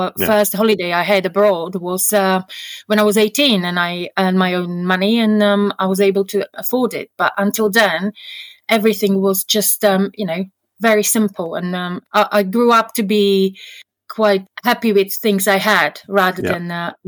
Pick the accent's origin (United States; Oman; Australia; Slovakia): Slovakia; I mean, the life is very, very different. My husband would describe it, it's like England 30 years ago.